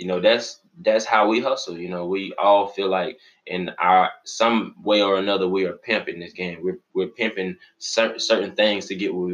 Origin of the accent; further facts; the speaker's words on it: West Palm Beach, Florida, United States; now in Tallahassee, United States; I'm from West Palm Beach. Shout out to 561, you know, That's where my parents stay and everything